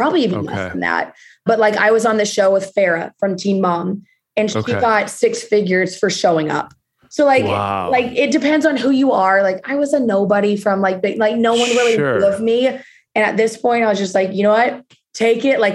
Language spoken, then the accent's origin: English; Texas, United States; moved away as an adult; now in Los Angeles, United States; normal Texas girl